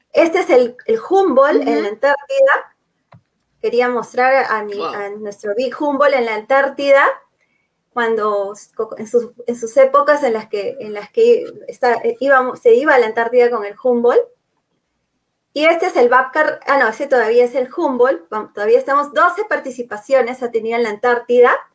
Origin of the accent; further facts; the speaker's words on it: Peru; como peruanos